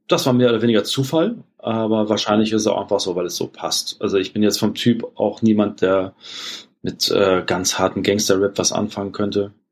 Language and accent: German; Germany; als Deutscher